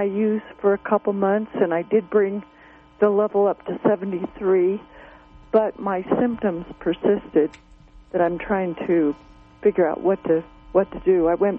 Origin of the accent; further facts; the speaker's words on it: Colorado, United States; Yes, Colorado.